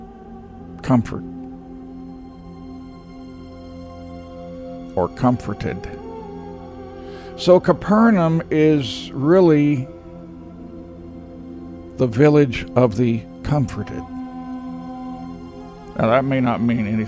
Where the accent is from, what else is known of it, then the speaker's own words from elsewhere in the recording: Texas, United States; I'm a Texan